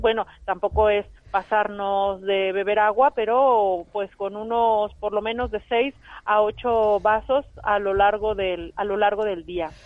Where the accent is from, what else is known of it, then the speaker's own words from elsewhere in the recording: Mexico; now in Spain; yo soy mexicana